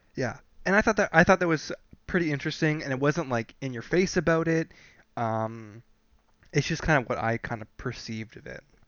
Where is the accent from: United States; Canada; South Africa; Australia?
Canada; we're from Canada